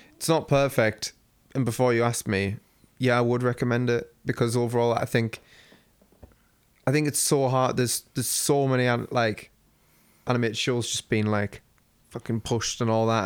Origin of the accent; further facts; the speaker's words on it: United Kingdom; me being British